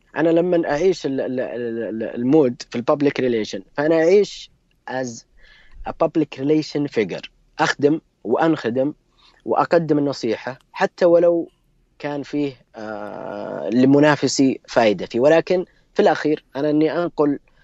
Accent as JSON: {"language": "Arabic", "country": "Saudi Arabia", "said": "أنا كمستخدم سعودي"}